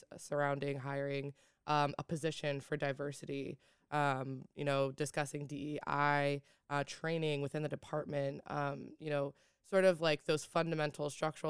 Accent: New York, United States; I'm from Long Island, majoring in African-American studies.

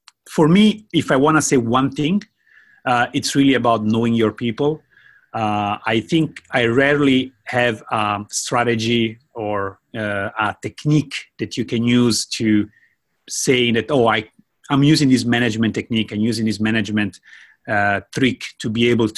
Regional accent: Italy; moved away as an adult; now in Japan; I'm from Italy. I moved to Japan about 11 years ago as a language student.

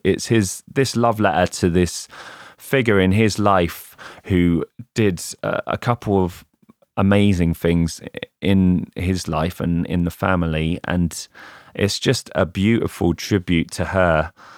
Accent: England, United Kingdom; an English lad who grew up in the nineties

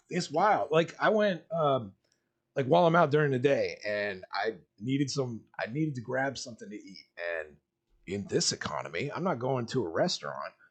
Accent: Miami, Florida, United States; I grew up in South Florida, and dirty ass like Miami

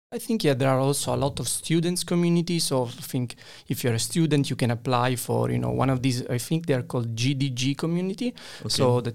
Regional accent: Italy; And then when I went back to Italy, and I went back to the university, and I went back to my hometown after a while, I was like, okay, this feels like a Fiat 500, not a Ferrari.

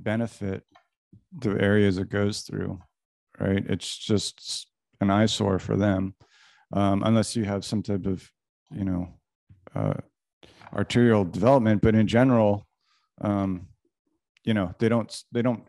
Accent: East Coast, United States; moved away; I'm from the East Coast

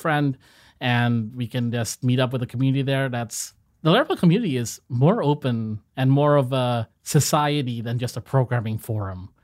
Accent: Indonesia; So, Indonesia, a, as a people, we are mo-, we are not very outspoken

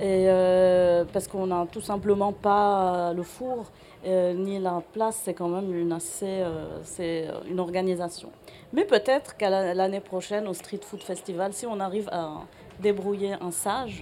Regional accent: Lebanon; now in Marseille, France; chez nous, au Liban

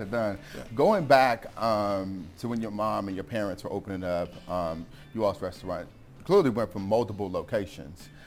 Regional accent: Missouri, United States; moved away; I'm from Missouri

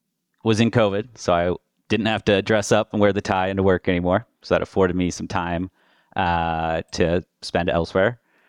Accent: Colorado, United States; With that, a little background on myself. I'm originally from Colorado.

